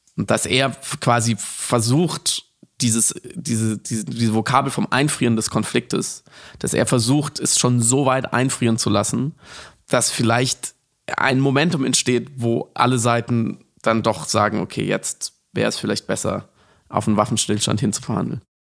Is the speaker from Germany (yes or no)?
yes; Germany; ich als Deutscher